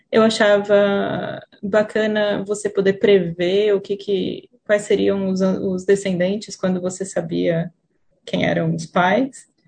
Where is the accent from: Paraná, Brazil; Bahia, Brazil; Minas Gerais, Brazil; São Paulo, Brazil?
São Paulo, Brazil; Franca; moved away as an adult; also born or lived in Campinas, Brazil; now in Auckland, New Zealand; Eu morei lá por 11 anos. Minha mãe é artista plástica, ela precisava morar, morar em São Paulo, porque tem mais oportunidade do que onde a gente estava. Então, meu pai ficou em Franca